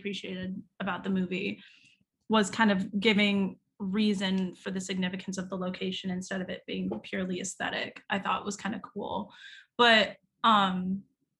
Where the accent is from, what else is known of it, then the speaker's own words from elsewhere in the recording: United States; I'm not from Italy, but it's true, being an American